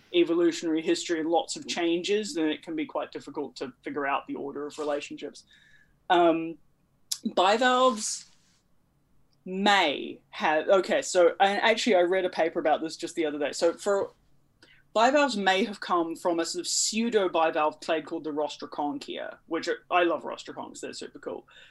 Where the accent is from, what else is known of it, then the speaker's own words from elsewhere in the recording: New Zealand; where I grew up in New Zealand